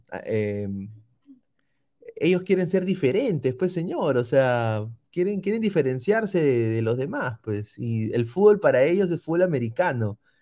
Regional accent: Peru; como peruano

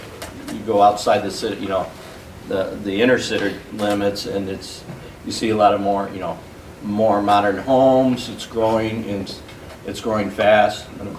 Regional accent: Peoria, Illinois, United States; moved away as an adult; also born or lived in Chicago; now in St. Charles, United States; I grew up in Peoria, and I moved up to Chicago in 1979, and I currently reside in St. Charles.

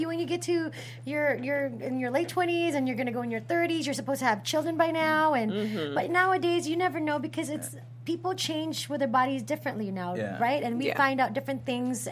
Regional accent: Philippines; now in United States; I was born in the Philippines, and I've been singing since I was in the Philippines, I came to America

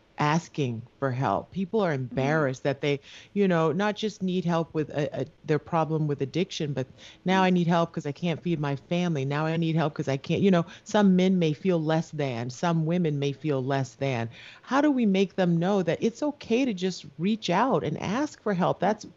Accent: South Carolina, United States; I'm from South Carolina

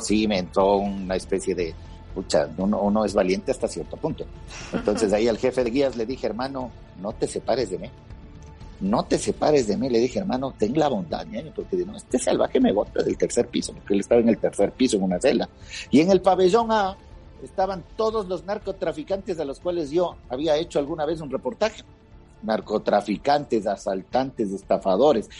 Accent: Quito, Pichincha, Ecuador; me crié en el, estudié en el Colegio San Gabriel de Quito

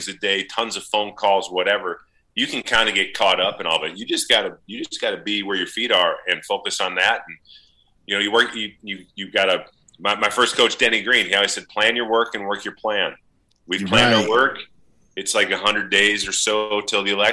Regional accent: St. Paul, Minnesota, United States; also born or lived in Boston; Where I grew up in St. Paul in the 80s and 90s, it was safe

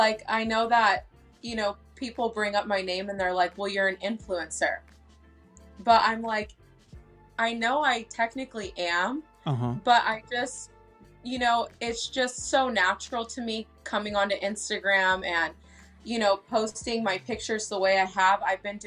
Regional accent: Las Vegas, Nevada, United States; now in Northern California, United States; I was raised actually most of my life in Las Vegas.

